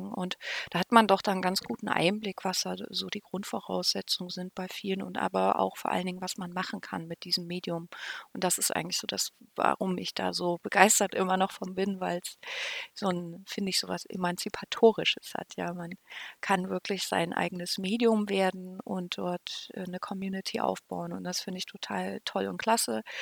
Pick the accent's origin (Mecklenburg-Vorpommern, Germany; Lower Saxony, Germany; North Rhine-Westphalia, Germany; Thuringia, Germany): Thuringia, Germany; Weimar; Ich bin eigentlich in Weimar aufgewachsen